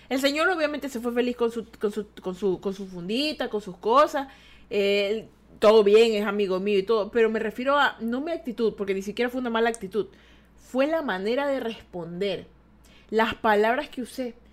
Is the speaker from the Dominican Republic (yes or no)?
no; Ecuador; yo soy de Ecuador, ¿ya? Yo soy de Ecuador. ¿Tú sabes dónde está Ecuador? Exacto, en la línea equinoxial de Ecuador, la línea también invisible. Es decir, que nosotros somos un país invisible.